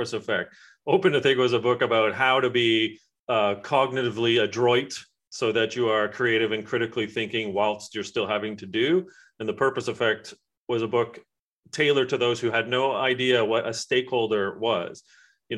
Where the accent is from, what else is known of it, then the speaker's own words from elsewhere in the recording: England, United Kingdom; my family and I are from England